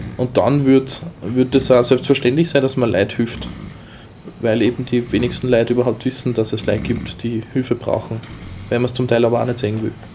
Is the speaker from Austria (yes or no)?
yes; Austria; bei uns in Österreich